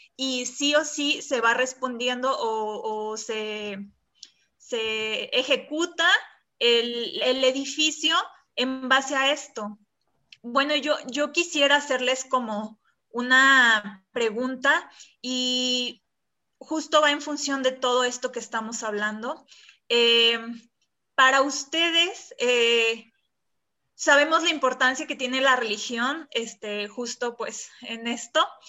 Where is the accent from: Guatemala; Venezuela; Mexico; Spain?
Mexico; para nosotros como mexicanos